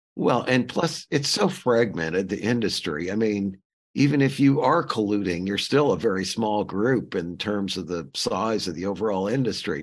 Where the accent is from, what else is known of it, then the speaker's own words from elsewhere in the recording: St. Louis, Missouri, United States; I grew up in Saint Louis